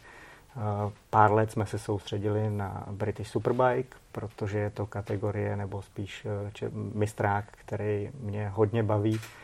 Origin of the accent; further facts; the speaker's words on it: Czechia; my jako Češi